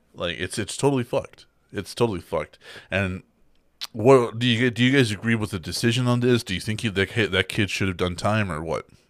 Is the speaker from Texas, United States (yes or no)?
yes; Texas, United States; where we're from, we're from Texas